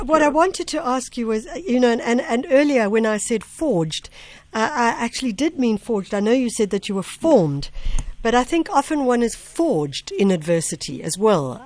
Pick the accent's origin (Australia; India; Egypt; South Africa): South Africa; Durban, KwaZulu-Natal; my home home area